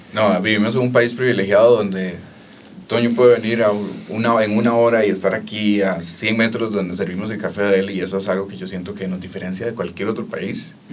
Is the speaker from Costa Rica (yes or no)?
yes; Costa Rica; como tico